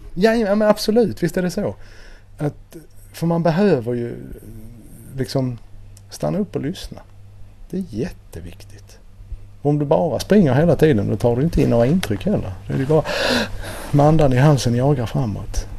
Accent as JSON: {"language": "Swedish", "town": "Helsingborg", "region": "Skåne", "country": "Sweden", "tie": "born or raised there", "also_born_or_lived": "Nacka", "moved": "yes", "said": "Jag är ju född och uppvuxen i Helsingborg"}